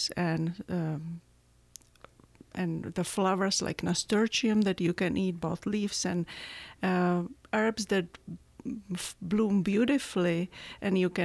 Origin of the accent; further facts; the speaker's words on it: Czechia; English is a second language; moved away as an adult; now in Tucson, United States; I was born in Czechoslovakia right after Russian occupation. And it was there till I was 21 years old